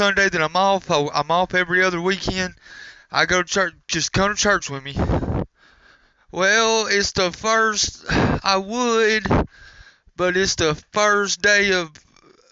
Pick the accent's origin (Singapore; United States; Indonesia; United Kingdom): United States; Alabama; I'm from Alabama